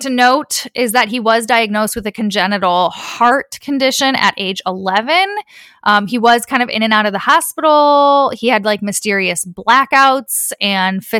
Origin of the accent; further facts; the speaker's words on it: Midwest, United States; I am from the Midwest